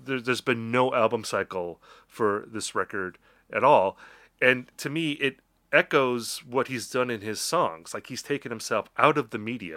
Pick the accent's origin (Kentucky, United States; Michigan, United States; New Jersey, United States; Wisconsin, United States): Wisconsin, United States; I'm from Wisconsin.